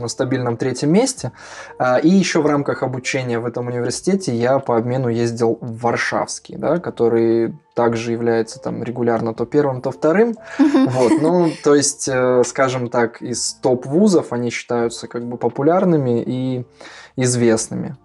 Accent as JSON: {"language": "Russian", "town": "Pavlodar", "region": "Pavlodar Region", "country": "Kazakhstan", "tie": "born or raised there", "also_born_or_lived": "Warsaw, Poland", "moved": "as an adult", "lives_now": "Poland", "said": "я родом из Казахстана, как было уже сказано, да, я из города Павлодар, э, с севера Казахстана"}